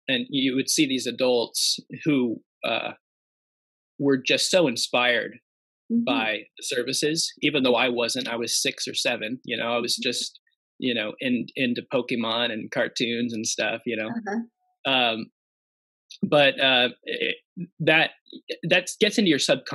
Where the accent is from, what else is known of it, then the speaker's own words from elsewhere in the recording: Spokane, Washington, United States; also born or lived in Tucson, Arizona / Utah; When I was 10 or 9, we moved up to Spokane, Washington